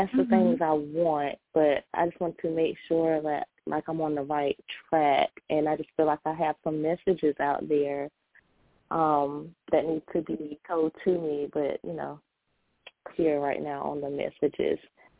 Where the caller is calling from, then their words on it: Sacramento, California, United States; Hi, I'm from Sacramento.